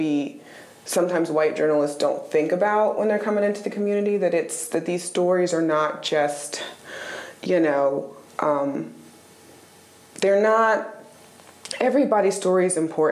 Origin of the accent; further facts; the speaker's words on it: Raleigh, North Carolina, United States; I'm a Raleigh girl. I was raised in Raleigh. I've lived here since I was 3 years old.